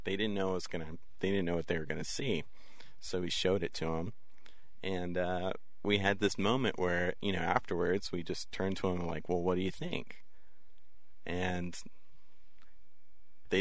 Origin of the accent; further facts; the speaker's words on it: West Texas, United States; growing up in West Texas